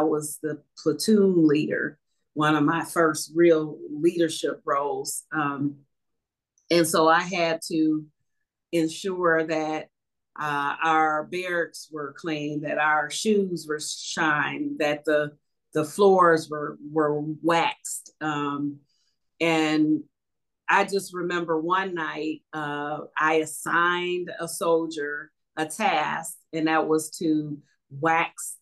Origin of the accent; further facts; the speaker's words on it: Detroit, Michigan, United States; growing up in Northwest Detroit, I remember it being a clean community